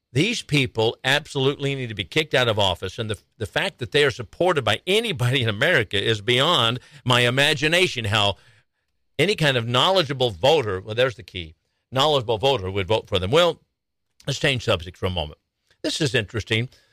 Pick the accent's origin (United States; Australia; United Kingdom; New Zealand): United States; Arizona; now in Texas, United States; My home state of Arizona, here in Texas, my adopted state